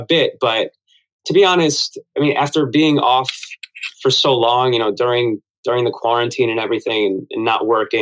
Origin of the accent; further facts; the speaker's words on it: Ridgewood, New Jersey, United States; I grew up in New Jersey, so we weren't that far from the city